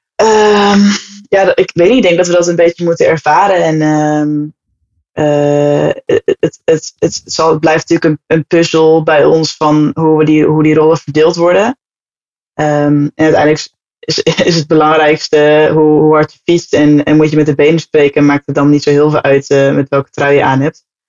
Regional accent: Amersfoort, Utrecht, Netherlands; also born or lived in Hoogland; geboren en getogen

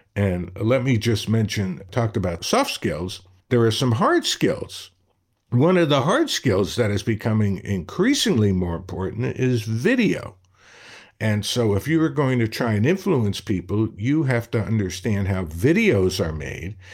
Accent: Brooklyn, New York, United States; growing up in Brooklyn

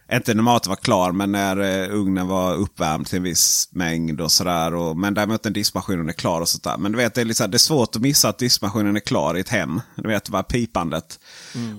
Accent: Sweden; jag är svensk

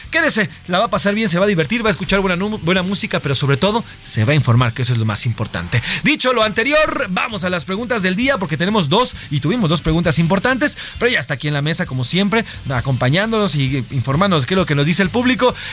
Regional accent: Mexico; Estas iniciativas, pues que sí modifican nuestra vida como mexicanos, porque vamos a adolecer de institutos importantes.

